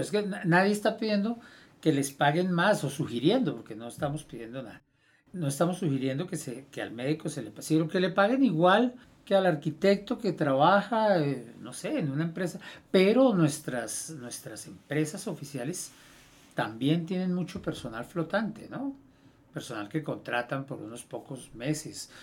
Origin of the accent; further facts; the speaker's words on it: Colombia; Nosotros como colombianos